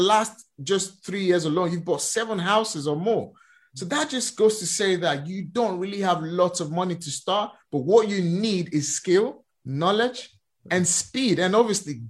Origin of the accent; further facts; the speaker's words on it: Nigeria; moved away; I'm born and raised in Nigeria